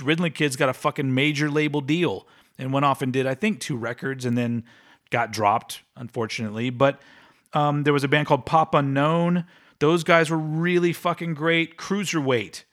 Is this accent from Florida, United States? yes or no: no; Austin, Texas, United States; I'm saying goodbye to my hometown.